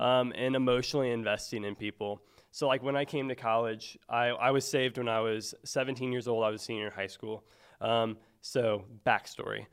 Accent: Mexico, Missouri, United States; now in Springfield, United States; I grew up in northern Missouri, um, so a place called Mexico, Missouri, um, uh, kind of outside of Columbia.

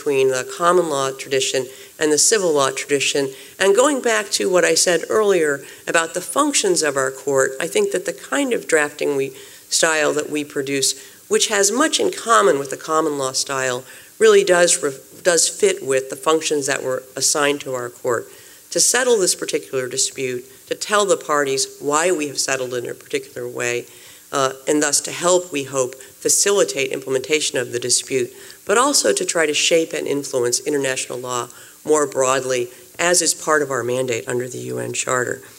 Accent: United States; I am American trained, and I am a U.S. national

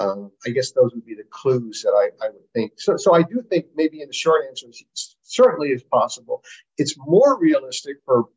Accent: Wisconsin, United States; I said, "I'm from Wisconsin."

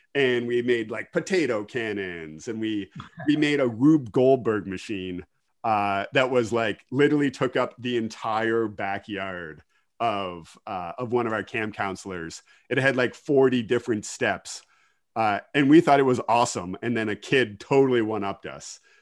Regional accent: Kincardine, Ontario, Canada; also born or lived in Ottawa; I am originally from Kincardine. Uh, I grew up on a dairy farm just outside of Kincardine

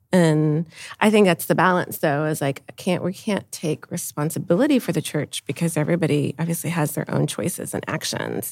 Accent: San Antonio, Texas, United States; I was born and raised in San Antonio

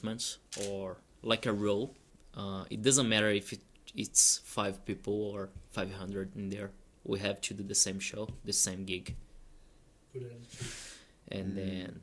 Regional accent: Brazil; English is a second language; moved away as an adult; now in Australia

